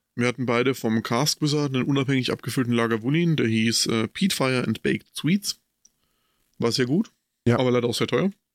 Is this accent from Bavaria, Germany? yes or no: yes; Coburg, Bavaria, Germany; Bei uns in Coburg